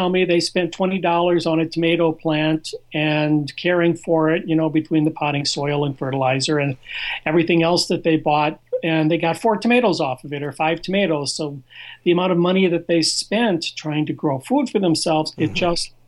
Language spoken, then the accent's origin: English; Iowa, United States; now in South Florida, United States; I was born and raised in Iowa